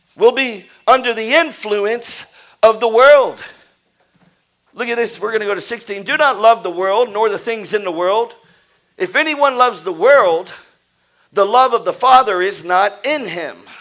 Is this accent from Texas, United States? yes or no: yes; Houston, Texas, United States; I was brought up in Houston, in, in, in, the suburb of Houston